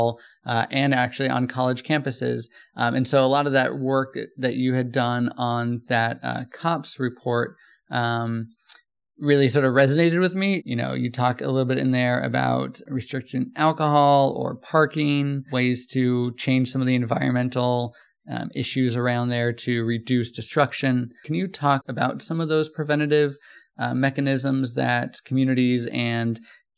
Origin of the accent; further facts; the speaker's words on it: Southern California, United States; I'm also from Southern California.